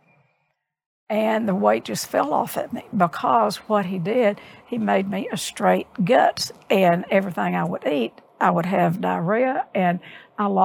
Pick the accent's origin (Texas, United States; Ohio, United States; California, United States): Texas, United States; Odessa; I grew up in Odessa